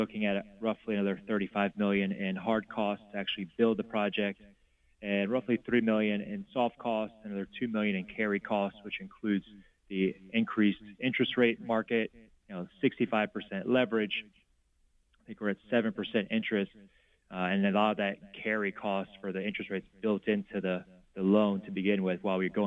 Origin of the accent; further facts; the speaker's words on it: South Louisiana, United States; I'm from South Louisiana.